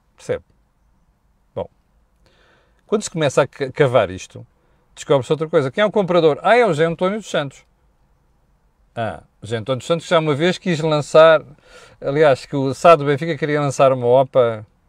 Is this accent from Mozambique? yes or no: yes; Mozambique; now in Portugal; Eu, eu cresci em Moçambique